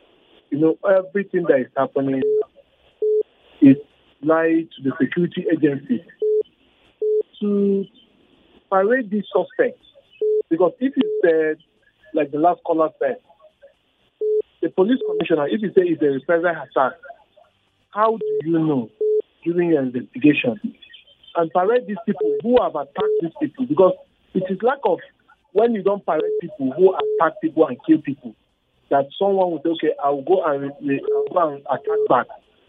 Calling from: Bukuru, Plateau, Nigeria; I'm calling from Bukuru.

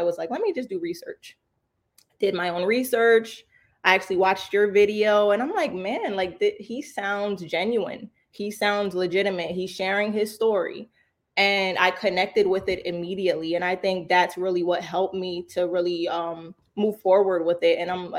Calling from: New Jersey, United States; New Jersey.

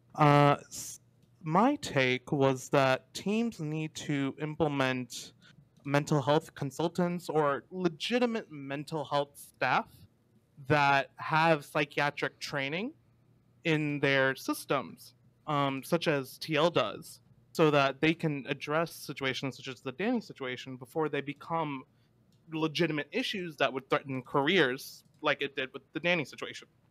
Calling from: Dallas, Texas, United States; I am calling from Dallas, Texas

